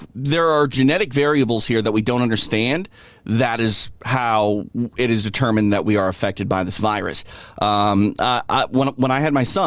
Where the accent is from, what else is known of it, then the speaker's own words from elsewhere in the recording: Midwest, United States; now in Southern California, United States; growing up in the Midwest